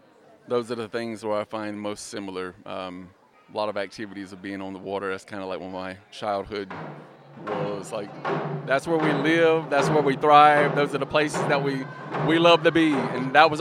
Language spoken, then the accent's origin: English; Red Springs, North Carolina, United States; born or raised there; moved away as an adult